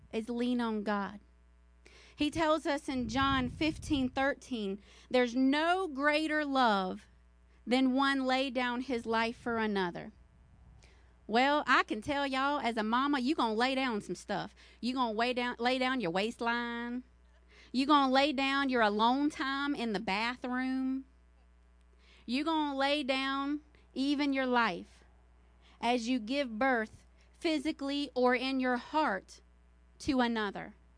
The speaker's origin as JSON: {"language": "English", "region": "the South", "country": "United States", "said": "I'm from the South"}